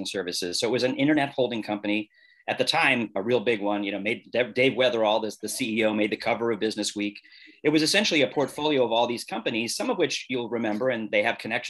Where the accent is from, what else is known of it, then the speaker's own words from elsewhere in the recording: Boston, Massachusetts, United States; moved away as an adult; also born or lived in Cincinnati, Ohio / Washington, District of Columbia, United States; I grew up in the Boston area.